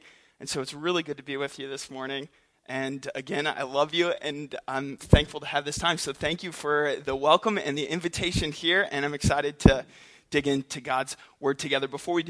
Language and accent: English; Philippines; also born or lived in St. Louis, United States; I'm an MK, missionary kid. I grew up in the Philippines and in St. Louis, so I've traveled a lot.